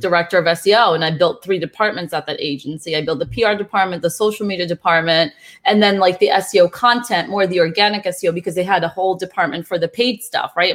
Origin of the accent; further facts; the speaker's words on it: Brazil; moved away; also born or lived in New Jersey; I'm originally from Brazil.